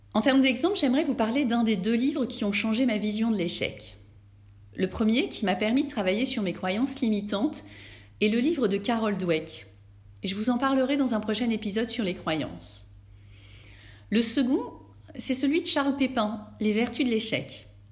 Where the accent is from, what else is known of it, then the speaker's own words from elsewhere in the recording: France; chez nous, en France